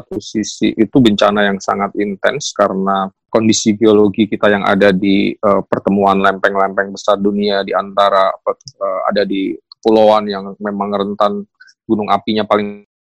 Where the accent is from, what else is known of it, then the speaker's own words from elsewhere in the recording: Java, Indonesia; saya kebetulan kan besar di Jawa ya, tetapi ketika kemudian saya ke Papua, saya merasakan yang berbeda, makan yang berbeda dan seterusnya.